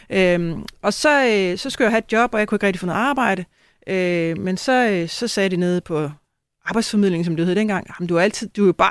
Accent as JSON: {"language": "Danish", "town": "Næstved", "region": "Zealand", "country": "Denmark", "said": "så jeg skal tilbage og arbejde lidt i Næstved Kommune, hvor jeg kommer fra."}